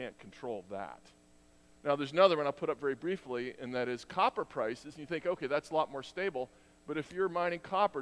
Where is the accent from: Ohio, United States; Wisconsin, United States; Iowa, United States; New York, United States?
New York, United States; New York City; I was born in Queens